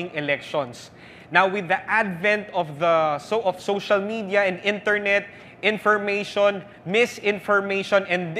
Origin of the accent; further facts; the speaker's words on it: Philippines; as Filipino Christians